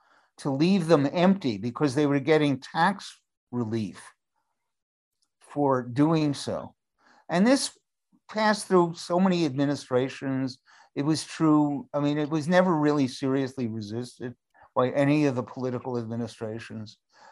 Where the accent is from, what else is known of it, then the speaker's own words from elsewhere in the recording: New York, United States; I take this personally as a New Yorker.